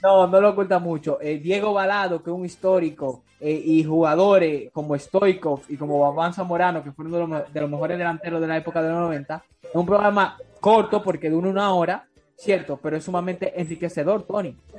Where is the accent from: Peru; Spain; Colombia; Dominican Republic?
Dominican Republic; soy dominicano y lo hago desde aquí de República Dominicana